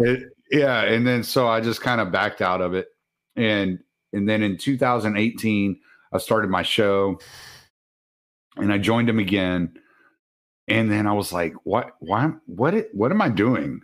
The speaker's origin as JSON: {"language": "English", "region": "the South", "country": "United States", "said": "I'm from the South"}